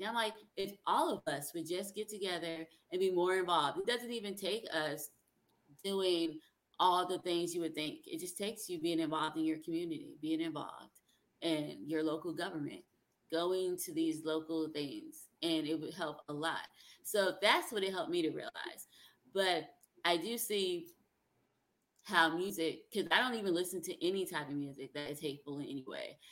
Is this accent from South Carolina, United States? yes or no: yes; South Carolina, United States; also born or lived in New Jersey; now in Alabama, United States; I grew up in South Carolina. I was born in New Jersey, but when I was 10, my parents moved to South Carolina